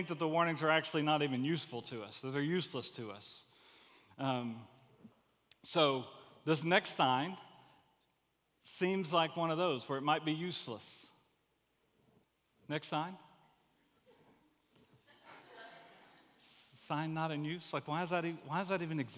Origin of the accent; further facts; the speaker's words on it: Gulf Coast, United States; I grew up on the Gulf Coast.